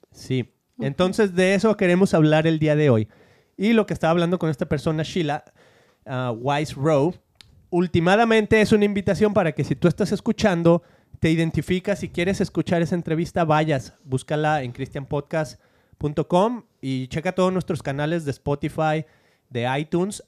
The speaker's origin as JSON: {"language": "Spanish", "country": "Argentina", "moved": "yes", "lives_now": "United States", "said": "soy argentino."}